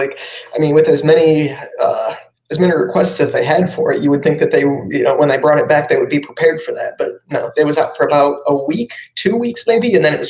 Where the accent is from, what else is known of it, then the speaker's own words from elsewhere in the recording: Ohio, United States; I'm actually from Ohio. I'm in downtown Cleveland right now.